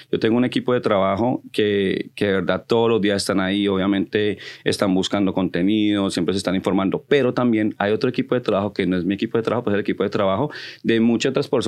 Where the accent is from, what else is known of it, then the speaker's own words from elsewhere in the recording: Colombia; porque yo soy colombiano, me voy a crear un grupo de colombianos donde nos apoyemos los colombianos